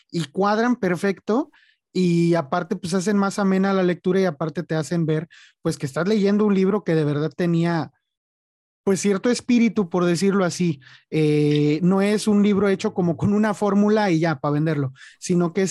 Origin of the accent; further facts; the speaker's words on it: Mexico; Digo, siendo mexicano, a veces muchos decimos, este, se batalla para que te publiquen